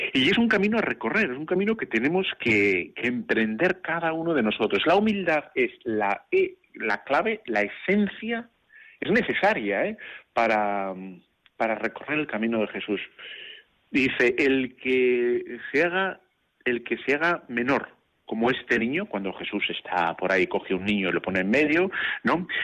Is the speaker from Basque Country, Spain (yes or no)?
yes; Bilbao, Basque Country, Spain; como soy de Bilbao, tú ya sabes que yo soy de Bilbao